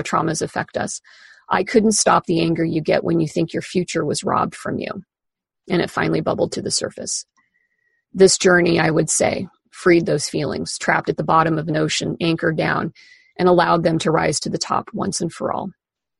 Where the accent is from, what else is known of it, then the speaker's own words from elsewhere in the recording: Kansas, United States; moved away as an adult; now in Seattle, United States; In the almost 24 years since I moved away from Kansas to Seattle